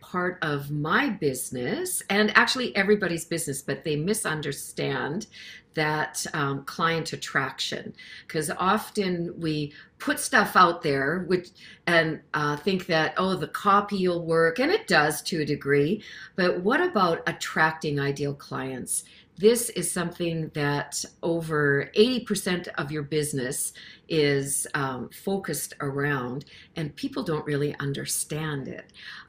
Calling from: Saskatchewan, Canada; And so I'm coming in from Saskatchewan, Canada

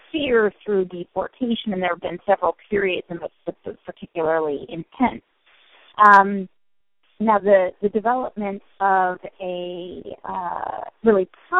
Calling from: Stony Brook, New York, United States; I am calling in from Stony Brook University.

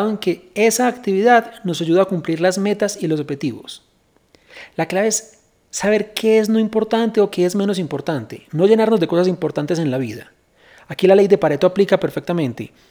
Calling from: Mexico; de México y esta es mi duda.

